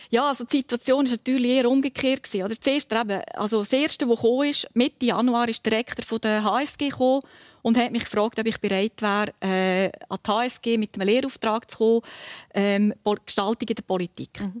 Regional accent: Lucerne, Switzerland; aus dem Kanton Luzern, notabene aus dem Luzerner Hinterland, wo ich aufgewachsen bin, immer wieder Kommandanten sind von der Schweizer Garde

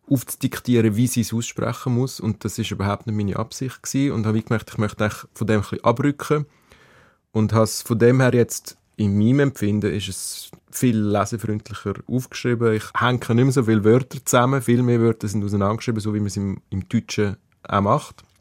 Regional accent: Aargau, Switzerland; now in Zürich, Switzerland; Ich bin im Aargau aufgewachsen, an der Grenze zu Zürich.

